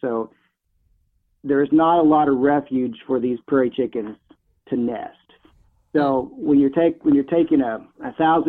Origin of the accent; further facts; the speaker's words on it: Neosho, Missouri, United States; But my dream had always been to work for the Department of Conservation in Missouri. I was raised in Neosho, and I always thought the department had a world-class outfit.